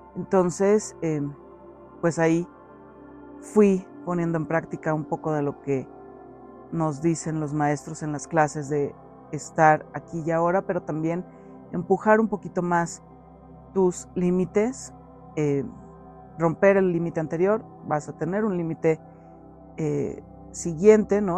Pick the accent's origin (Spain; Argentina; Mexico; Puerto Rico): Mexico; aquí en mi país, en México